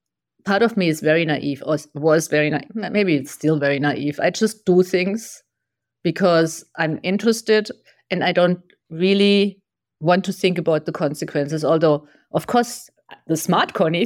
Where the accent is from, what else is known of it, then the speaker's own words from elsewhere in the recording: Germany; moved away as an adult; also born or lived in Taiwan; now in United States; So before I lived in Germany. So I grew up in Germany. Very orderly.